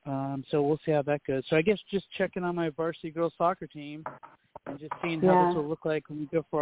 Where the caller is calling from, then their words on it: Hollywood, California, United States; I'm calling from